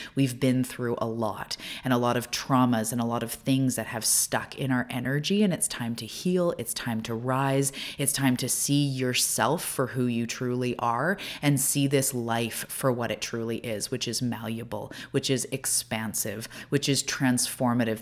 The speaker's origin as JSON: {"language": "English", "country": "Canada", "also_born_or_lived": "Vancouver Island", "said": "I'm a Canadian"}